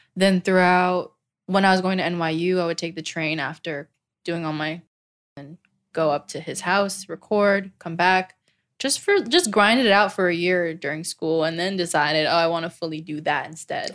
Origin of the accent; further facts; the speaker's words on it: New Jersey, United States; also born or lived in Old Bridge, New Jersey / Manalapan, New Jersey; I was born and raised in New Jersey